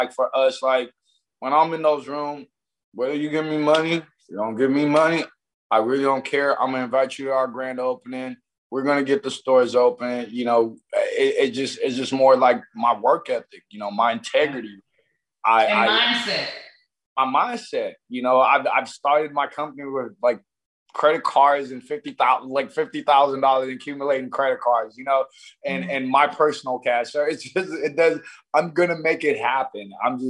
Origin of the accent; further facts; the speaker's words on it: Nigeria; I'm Nigerian, so I combine the you know, CannaBSC is like KBSC, and that means king where I'm from, and cannabis.